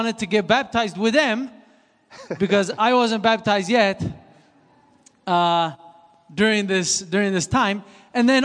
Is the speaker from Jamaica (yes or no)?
no; Switzerland; English is a second language; moved away; I was born and raised in Switzerland, so this is why I have a little bit of an accent.